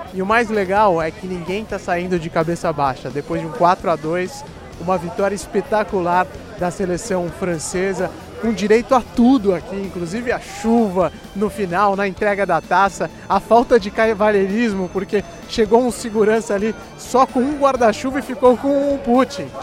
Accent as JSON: {"language": "Portuguese", "country": "Brazil", "said": "eu sou do Brasil, Brasil"}